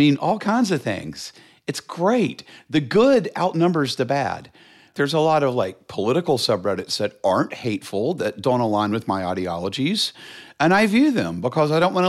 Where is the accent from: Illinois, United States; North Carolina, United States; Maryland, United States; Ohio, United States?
North Carolina, United States; Charlotte; I grew up in Charlotte